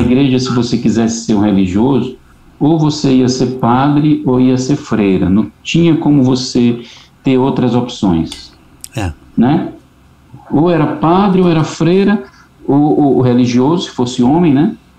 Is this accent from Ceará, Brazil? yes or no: yes; Fortaleza, Ceará, Brazil; moved away as an adult; also born or lived in São Luís; now in Fortaleza, Brazil; Eu sou cearense